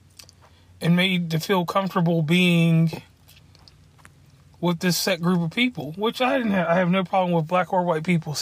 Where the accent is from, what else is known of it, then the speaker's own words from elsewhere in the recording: Lynchburg, Virginia, United States; I'm from Lynchburg, Virginia, and where I'm from, there was racism